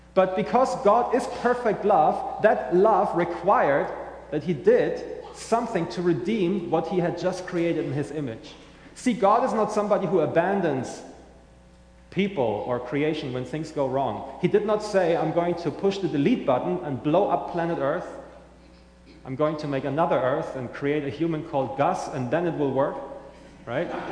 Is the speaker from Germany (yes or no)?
yes; Germany; accent: German; English is a second language; now in St. Johns County, United States; I'm originally from Germany, as you may hear in my accent